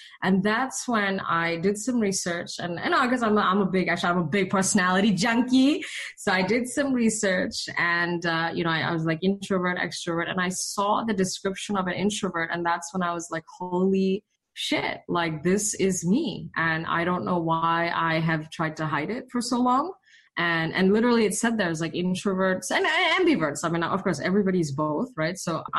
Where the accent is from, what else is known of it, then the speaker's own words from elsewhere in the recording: India; accent: British and Indian; also born or lived in Malaysia; now in United States; So my foundations are Asian. So British school in Malaysia, English school in India. So my accent was actually like British and Indian when I came to the States